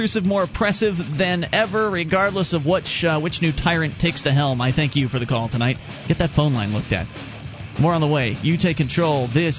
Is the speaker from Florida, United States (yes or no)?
yes; Florida, United States; moved away; I was from Florida.